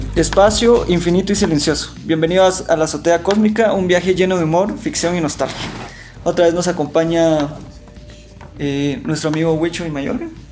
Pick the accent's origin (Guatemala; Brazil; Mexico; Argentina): Guatemala